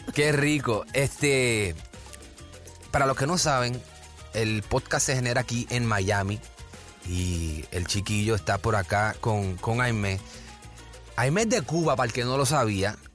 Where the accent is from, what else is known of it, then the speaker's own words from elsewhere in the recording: Puerto Rico; yo soy boricua